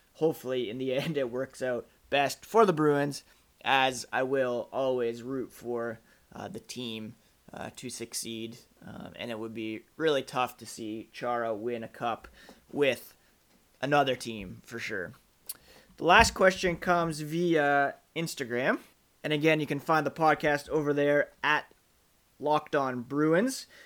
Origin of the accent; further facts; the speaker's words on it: Ottawa, Ontario, Canada; moved away; I grew up in Ottawa, uh, well, I guess from around kindergarten through to college.